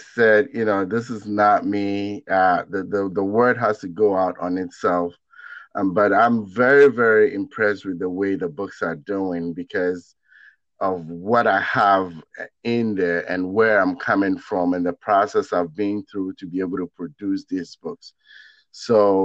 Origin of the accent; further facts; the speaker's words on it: Ghana; moved away; I come from Ghana in West Africa. And I was uprooted and planted in a brand new place, a completely different environment